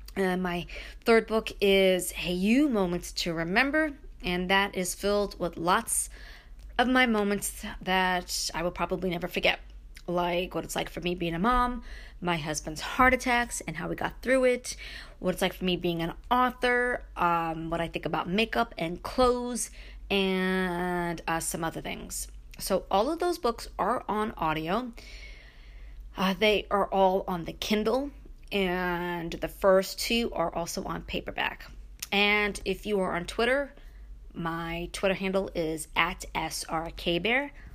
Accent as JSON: {"language": "English", "town": "Brooklyn", "region": "New York", "country": "United States", "tie": "born or raised there", "moved": "yes", "lives_now": "Upstate New York, United States", "said": "growing up in Brooklyn, moving to upstate"}